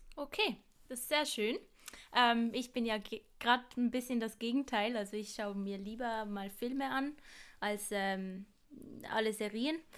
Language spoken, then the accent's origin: German; Basel, Basel-Stadt, Switzerland; accent: Basler Dialekt; ich komme von Basel. Das ist mein Dialekt